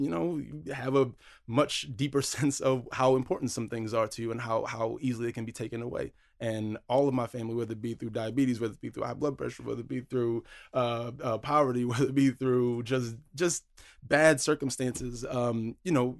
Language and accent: English; Atlantic City, New Jersey, United States; born or raised there; also born or lived in Las Vegas / Somerville; now in Boston, United States